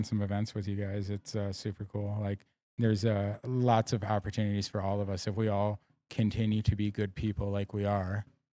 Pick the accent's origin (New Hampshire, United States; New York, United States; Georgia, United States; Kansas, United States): New York, United States; moved away; Yeah, I grew up in New York, though.